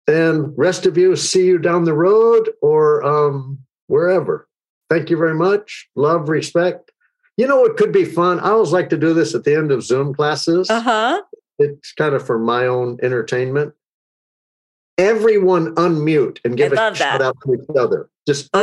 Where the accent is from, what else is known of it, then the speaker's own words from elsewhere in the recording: Texas, United States; I grew up in Texas where sports are religion, guns are accessories, politics are red, minds are set, and being different is discouraged